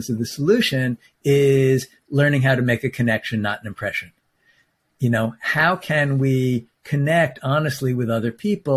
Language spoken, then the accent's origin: English; New York, United States; I'm a New Yorker